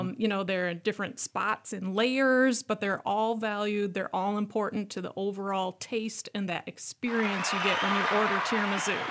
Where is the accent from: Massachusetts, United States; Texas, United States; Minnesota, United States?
Minnesota, United States; Worthington; born or raised there; moved away